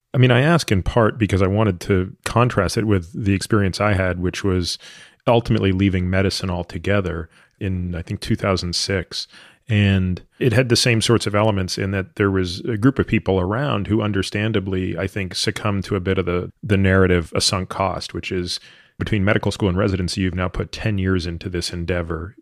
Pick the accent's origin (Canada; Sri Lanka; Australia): Canada; moved away as an adult; I grew up in Canada